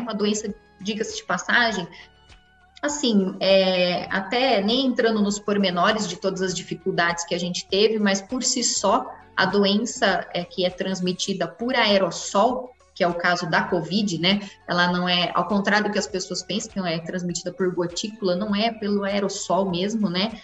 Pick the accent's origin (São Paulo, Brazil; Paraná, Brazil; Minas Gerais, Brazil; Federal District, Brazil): São Paulo, Brazil; Americana; Nasci em Americana, São Paulo, interior